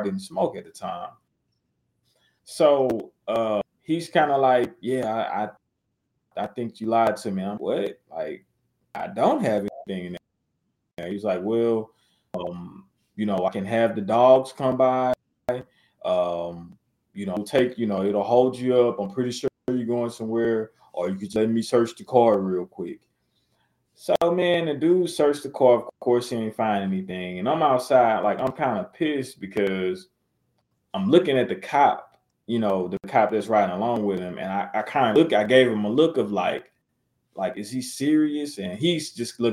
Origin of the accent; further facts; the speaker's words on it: Natchitoches, Louisiana, United States; back in my hometown